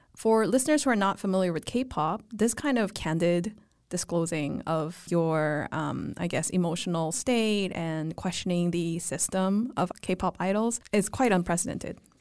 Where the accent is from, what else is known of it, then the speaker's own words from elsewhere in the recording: Vancouver, British Columbia, Canada; moved away; growing up in Vancouver as a millennial